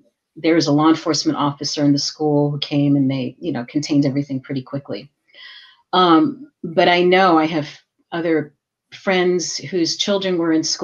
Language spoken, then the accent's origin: English; New York, United States; I was born and raised in New York, and my family is of Puerto Rican descent